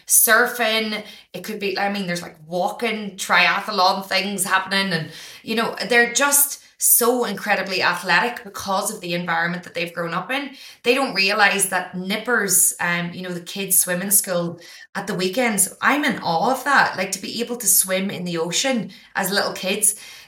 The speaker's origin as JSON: {"language": "English", "country": "Ireland", "tie": "born or raised there", "lives_now": "Australia", "said": "I didn't realize from growing up in Ireland that, you know, our countries only teach us the history that they want us to know."}